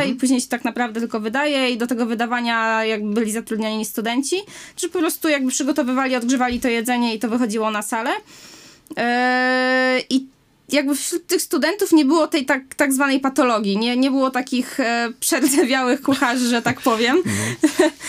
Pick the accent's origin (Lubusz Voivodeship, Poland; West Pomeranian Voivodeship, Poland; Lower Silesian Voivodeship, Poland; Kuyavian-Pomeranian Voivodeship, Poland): Lower Silesian Voivodeship, Poland; Wałbrzych; Z Wałbrzycha.